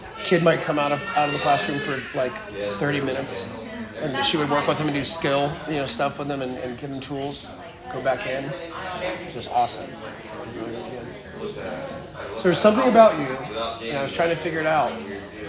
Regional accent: Wilmington, North Carolina, United States; moved away; I'm from Wilmington

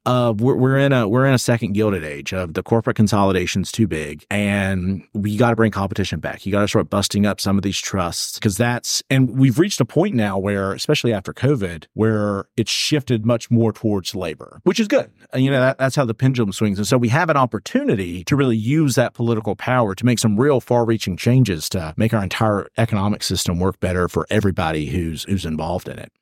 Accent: Alexander County, North Carolina, United States; also born or lived in Charlotte, North Carolina; I grew up in Alexander and Ironhill County

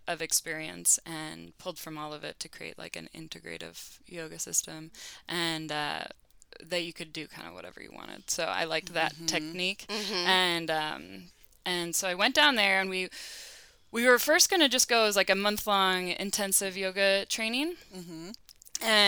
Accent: Toledo, Ohio, United States; moved away as an adult; also born or lived in Cincinnati, Ohio / Bowling Green, Ohio / New York City / upstate New York; I'm from Toledo, Ohio originally

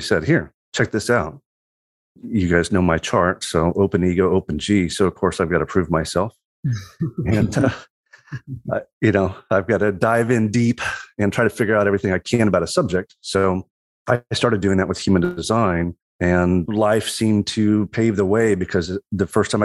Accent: Southwest Missouri, United States; moved away; also born or lived in Colorado / St. Louis; I grew up in Southwest Missouri

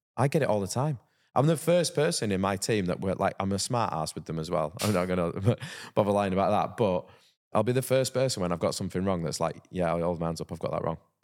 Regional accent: Halifax, Yorkshire and the Humber, United Kingdom; growing up in Halifax and playing rugby league

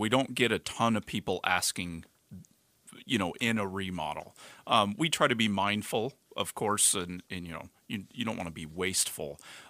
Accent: Arizona, United States; me being a native

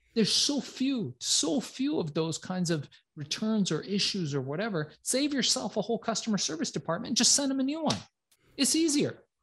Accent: Iran; I'm from Iran

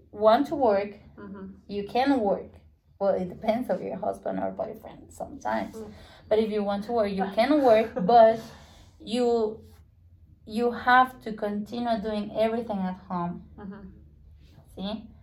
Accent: Spain; English is a second language; I oh, ah, know because I'm from Spain.

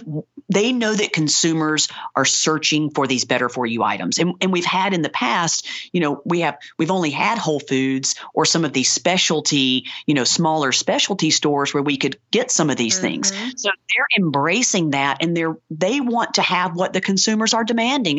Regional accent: Ozark, Alabama, United States; I grew up in rural Alabama

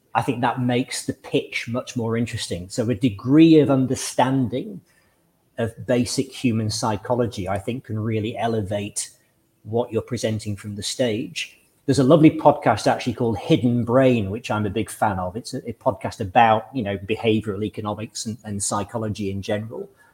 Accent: Lytham St Annes, North West England, United Kingdom; I grew up in in Lytham St Anne's in the northwest of England

